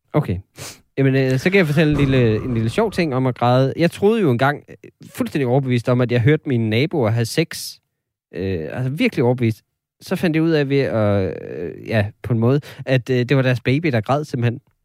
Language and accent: Danish; North Jutland, North Denmark Region, Denmark; nu er jeg jo også fra Nordjylland